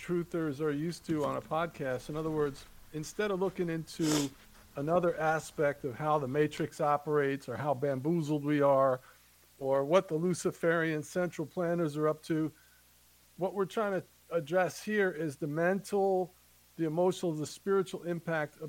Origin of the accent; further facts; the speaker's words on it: New Jersey, United States; now in North Carolina, United States; I grew up in Jersey